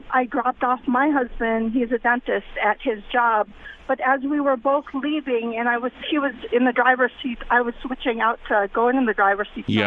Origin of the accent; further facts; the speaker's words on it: Menomonee Falls, Wisconsin, United States; also born or lived in Brookfield, Wisconsin; we're from Menominee Falls, Brookfield, Wisconsin.